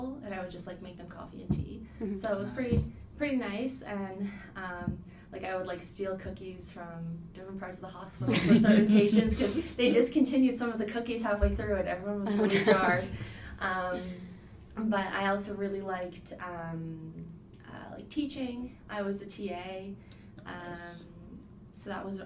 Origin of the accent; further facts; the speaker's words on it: Halifax, Nova Scotia, Canada; I was born and raised in Halifax